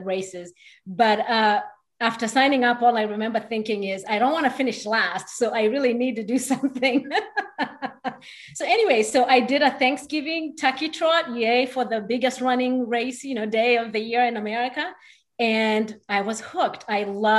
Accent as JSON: {"language": "English", "country": "Kenya", "tie": "born or raised there", "moved": "as an adult", "lives_now": "Houston, United States", "said": "I was actually born there and lived there till I was 17. So moved here to go to college"}